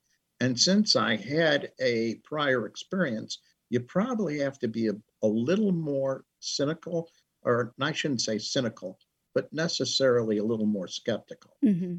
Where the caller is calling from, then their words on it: Orland Park, Illinois, United States; Just outside of Chicago in an area close to the South Side, which would be the Orland Park area.